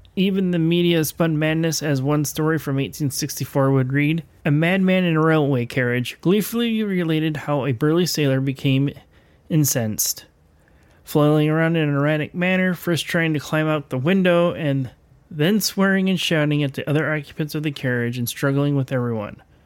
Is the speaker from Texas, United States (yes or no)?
no; Elkhart, Indiana, United States; my hometown. Um, if you grow up in the Elkhart, Indiana area